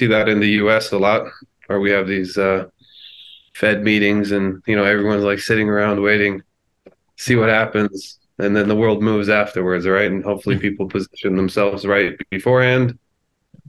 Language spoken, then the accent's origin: English; United States; I'm an American